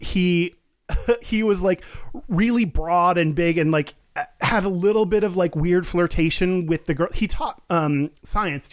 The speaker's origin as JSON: {"language": "English", "region": "Texas", "country": "United States", "tie": "born or raised there", "said": "growing up in Texas"}